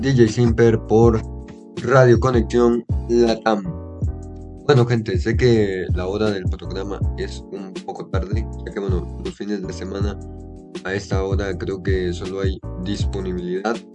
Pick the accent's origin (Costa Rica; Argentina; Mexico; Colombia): Costa Rica; acá en mi país, Costa Rica